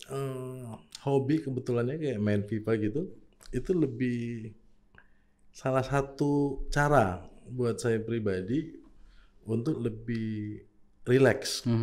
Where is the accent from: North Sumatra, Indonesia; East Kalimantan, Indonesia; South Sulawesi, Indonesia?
South Sulawesi, Indonesia; Makassar; Tapi saya sendiri kalau tanyain orang Makassar karena saya lahir besar